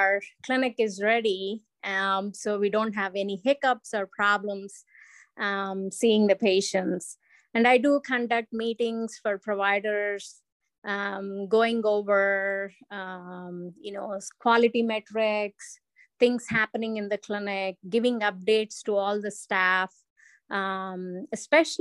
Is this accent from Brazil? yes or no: no; India; moved away as an adult; also born or lived in Arizona; now in United States; growing up in India